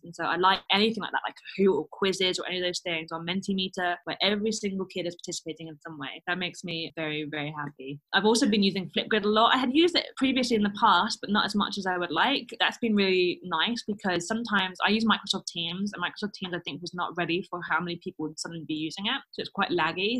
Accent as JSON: {"language": "English", "region": "London", "country": "United Kingdom", "moved": "as an adult", "lives_now": "Stuttgart, Germany", "said": "I'm a Londoner. So I go home to London"}